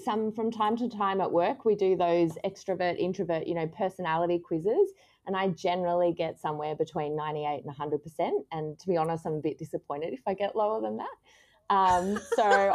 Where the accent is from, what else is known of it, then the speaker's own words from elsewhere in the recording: Canberra, Australian Capital Territory, Australia; now in Sydney, Australia; I grew up in Canberra in a Christian home